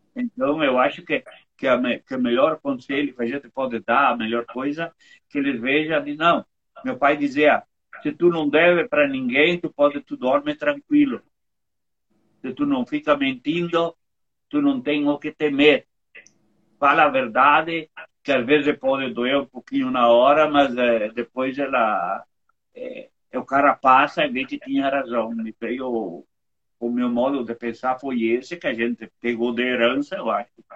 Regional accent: Monte Belo do Sul, Rio Grande do Sul, Brazil; also born or lived in Bento Gonçalves; Meu pai, quando veio aqui para Montebello, que é a 4 quilômetros daqui, eu morei com ele lá é, é, quase 20 anos

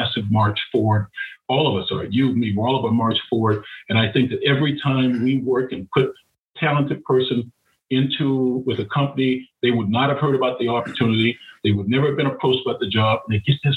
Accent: Florida, United States; I grew up in Florida

